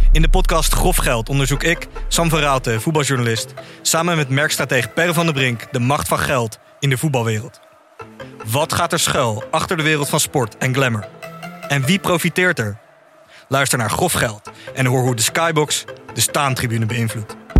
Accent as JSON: {"language": "Dutch", "town": "Amsterdam", "region": "North Holland", "country": "Netherlands", "said": "ik kom uit Noord"}